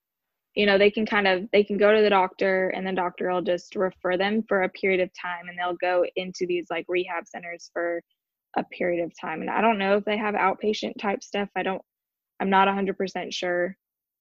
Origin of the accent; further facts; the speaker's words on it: Illinois, United States; moved away as an adult; I grew up in Illinois and I kind of wanted to get out of Illinois